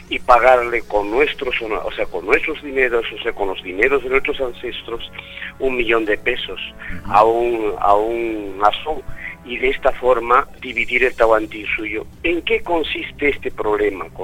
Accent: Peru; yo tengo un punto de vista, como muchísimos peruanos en el país

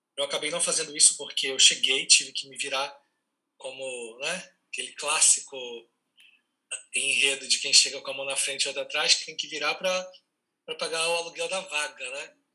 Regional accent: Mato Grosso, Brazil; also born or lived in Rio de Janeiro, Brazil; now in São Paulo, Brazil; Eu nasci em Mato Grosso, é, sou Mato Grossense

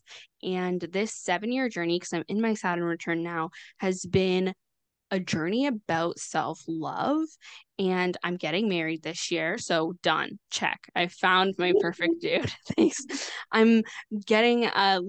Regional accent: Canada; I'm Canadian

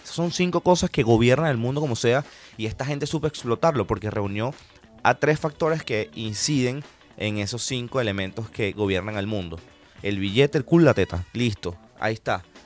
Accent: Venezuela; soy venezolano

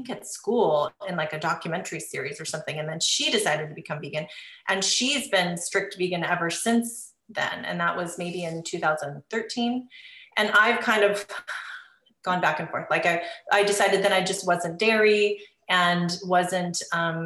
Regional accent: Seattle, Washington, United States; moved away as an adult; now in Southern California, United States; I'm originally from Seattle. We moved to California, Southern California, about 7 years ago.

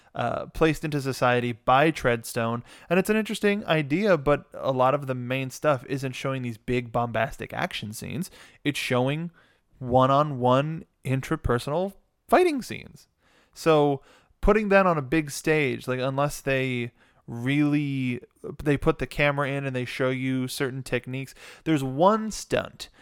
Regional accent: Los Angeles, California, United States; we're born and raised in Los Angeles

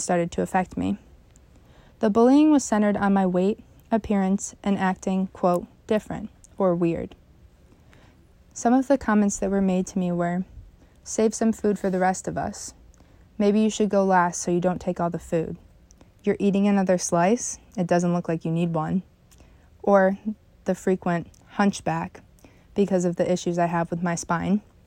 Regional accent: Canandaigua, New York, United States; also born or lived in Phelps, New York; I grew up in Phelps, New York, until about second grade when we moved to Canandaigua

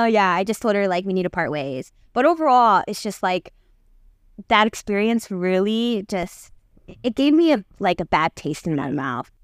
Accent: United States; I'm, I'm from, like, America, but I, I am Korean

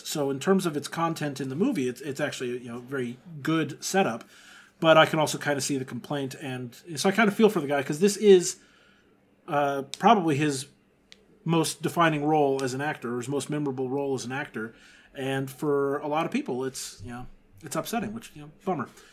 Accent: Texas, United States; growing up in Texas

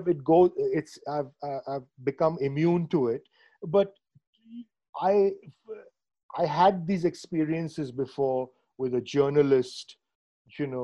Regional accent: Mumbai, Maharashtra, India; moved away; I grew up in Bombay

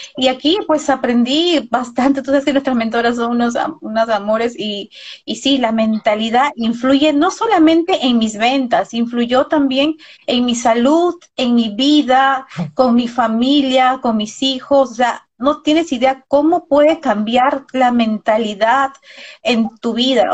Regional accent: Peru; acá en nuestro país, porque ambos somos de Perú

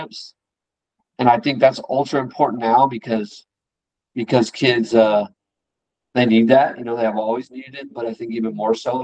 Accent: San Diego, California, United States; moved away as an adult; now in Dallas-Fort Worth, United States; I'm from San Diego

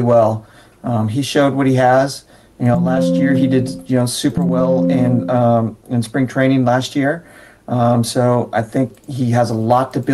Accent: Santa Barbara, California, United States; I'm from Santa Barbara

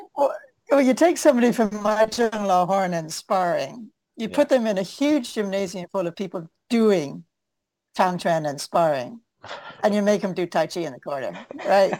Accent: Victoria, Vancouver, British Columbia, Canada; I came from Van- Victoria, Vancouver

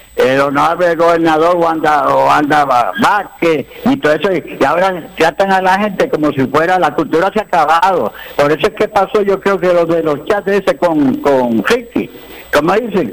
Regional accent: Puerto Rico

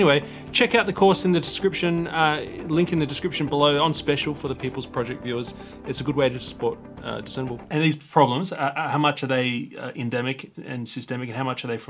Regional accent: Sydney, New South Wales, Australia; I'm young and I'm from Sydney

